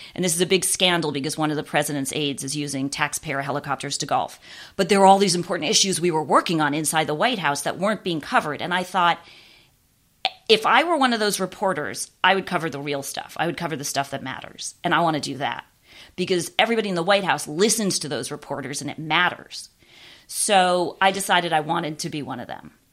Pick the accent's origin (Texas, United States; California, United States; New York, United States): California, United States; Los Angeles; moved away as an adult; also born or lived in Orlando, Florida; I grew up in West Los Angeles